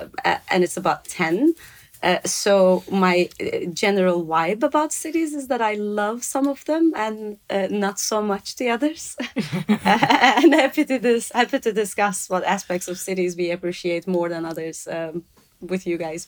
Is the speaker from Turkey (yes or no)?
yes; Ankara, Turkey; moved away as an adult; also born or lived in Istanbul, Turkey / Sweden; now in Cambridge, United Kingdom; I am born and raised in Turkey. So my hometown is Ankara. I then studied in Istanbul. In my early 20s, I moved to Sweden and spent most of my adulthood there. So that's why I always say I'm Turkish by birth, Swedish